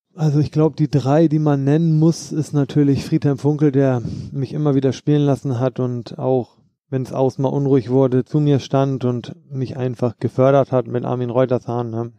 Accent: Hamburg, Germany; moved away; also born or lived in Frankfurt; In Hamburg bin ich groß geworden

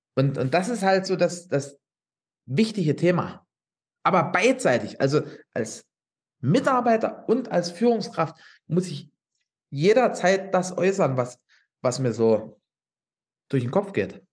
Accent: Upper Lusatia, Saxony, Germany; ich wohne hier in der Oberlausitz

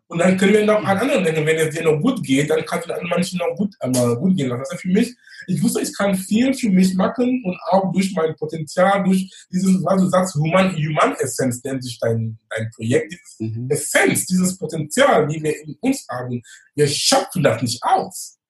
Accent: Cameroon; German is a second language; moved away as an adult; now in Hamburg, Germany; gebürtig bin ich aus Kamerun

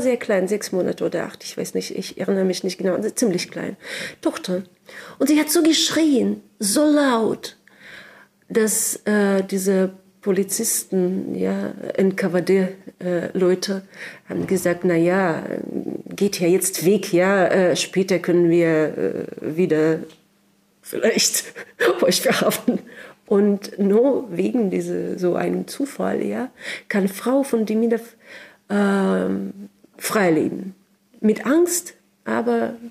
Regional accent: Sakhalin Oblast, Russia; German is a second language; moved away as an adult; also born or lived in Moscow; now in Berlin, Germany; ich komme aus Sachalin. Das ist die größte Insel äh, der Russischen Föderation.

